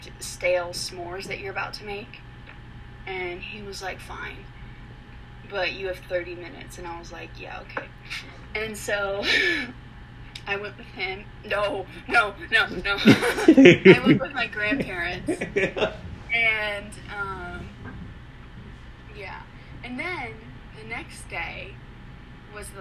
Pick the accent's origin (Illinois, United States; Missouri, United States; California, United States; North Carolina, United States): Illinois, United States; Mahomet; I grew up in Mahomet.